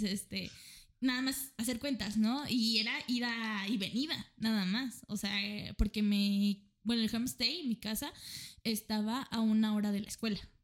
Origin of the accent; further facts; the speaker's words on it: Mexico; soy una estudiante y vengo desde México